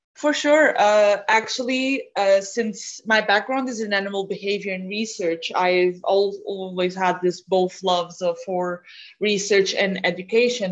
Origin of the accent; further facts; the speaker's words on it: Portugal; I come from Portugal.